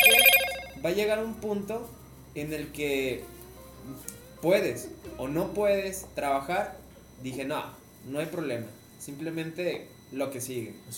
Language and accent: Spanish; Tamaulipas, Mexico; moved away; yo no soy de La Laguna, yo soy de Tamaulipas